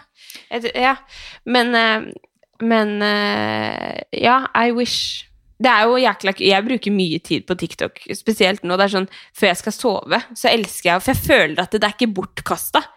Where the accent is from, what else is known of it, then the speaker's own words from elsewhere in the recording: Skien, Telemark, Norway; jeg er jo fra Skien